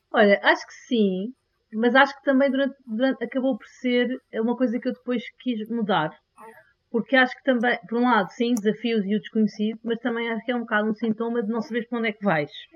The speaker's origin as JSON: {"language": "Portuguese", "region": "Lisbon", "country": "Portugal", "tie": "born or raised there", "also_born_or_lived": "Singapore / Belgium", "said": "nasci cresci em Lisboa e estou em Lisboa"}